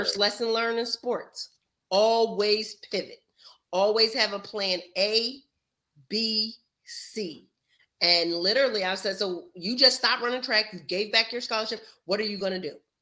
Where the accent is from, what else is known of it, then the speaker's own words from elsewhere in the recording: New Jersey, United States; moved away as an adult; I'm from New Jersey.